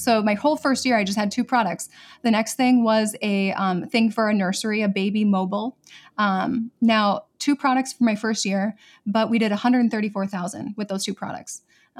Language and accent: English; Minnesota, United States; also born or lived in Seattle / Connecticut; now in San Diego, United States; We were up in Seattle. We've been in Connecticut. But I'm originally from Minnesota.